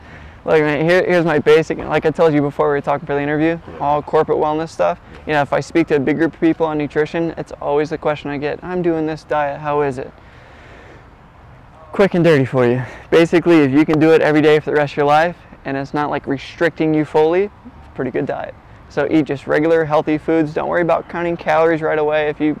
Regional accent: Wauseon, Ohio, United States; I'm from Wausau, Ohio. It's Northwest Ohio, super small town. Like, we have a Walmart, that's about it.

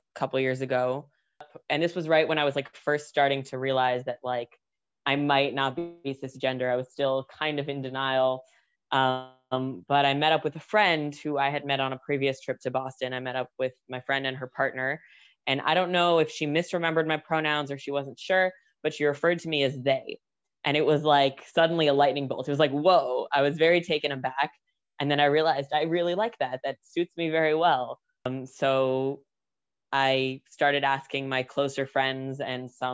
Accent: Israel; also born or lived in United States; I was born in the United States. I've spent almost my entire life in Israel. We made Aliyah when I was still a baby

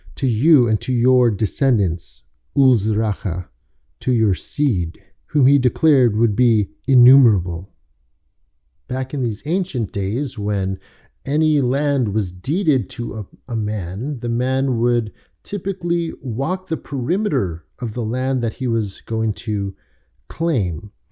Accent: Toronto, Ontario, Canada; also born or lived in London, Ontario / Richmond Hill; spent my childhood in Toronto, and the majority of my youth and adult life have been spent in a suburb just north of Toronto called Richmond Hill

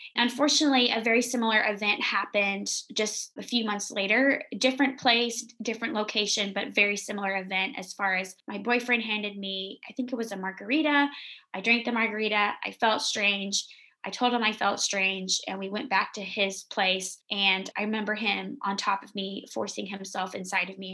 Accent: the South, United States; I'm from the South

